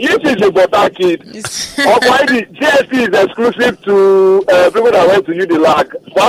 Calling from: Osun, Nigeria; I'm calling you from Osun State.

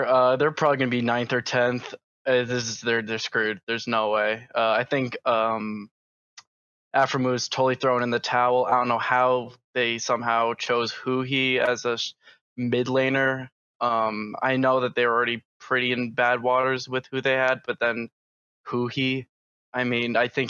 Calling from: Long Island, New York, United States; From Long Island, New York.

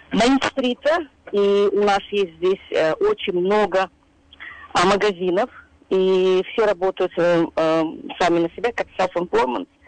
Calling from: Queens, New York, United States; я из Квинса.

